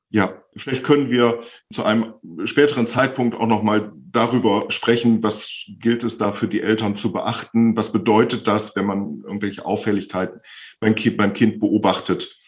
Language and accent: German; Bielefeld, North Rhine-Westphalia, Germany; Ich bin 55 Jahre alt, komme aus Bielefeld und bin Logopäde.